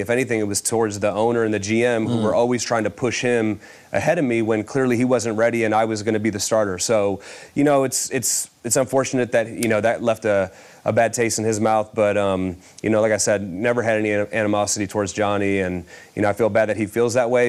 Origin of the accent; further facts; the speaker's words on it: Cleveland, Ohio, United States; the starter of my hometown team